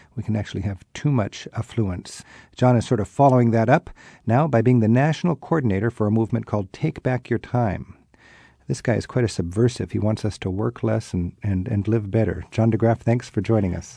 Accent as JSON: {"language": "English", "country": "Netherlands", "tie": "born or raised there", "said": "I was born in the Netherlands"}